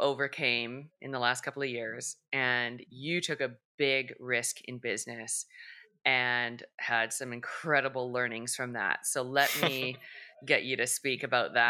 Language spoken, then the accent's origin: English; Canada; being Canadian